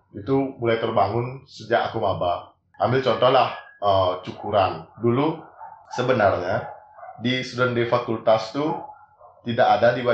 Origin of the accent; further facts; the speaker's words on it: Bali, Indonesia; di mesin itu bukan kayak saya sendiri kan orang Bali ya.